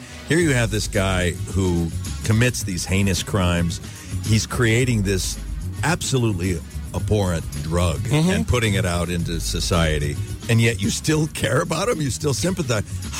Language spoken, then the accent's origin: English; California, United States; moved away as an adult; also born or lived in Los Angeles; now in New Mexico, United States; I'm native Californian